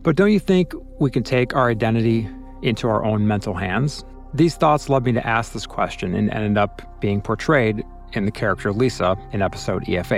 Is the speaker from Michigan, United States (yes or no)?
no; Chicago, Illinois, United States; I'm from Chicago, but consider myself a citizen of the world because I've lived, worked, played, and traveled to over 75 countries